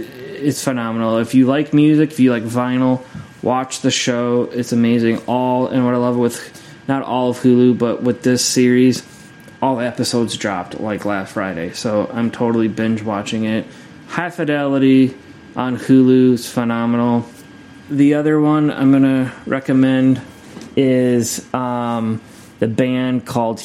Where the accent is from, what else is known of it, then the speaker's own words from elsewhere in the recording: Scotland, United Kingdom; I'm Scottish